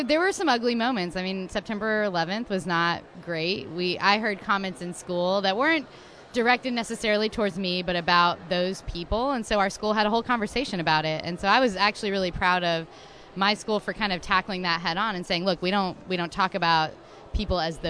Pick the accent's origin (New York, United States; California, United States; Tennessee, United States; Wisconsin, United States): Tennessee, United States; Chattanooga; also born or lived in Bay City, Texas / Boston / Seattle; I grew up here in Chattanooga, and I was originally born in Texas, but moved here pretty early, so did all of my schooling here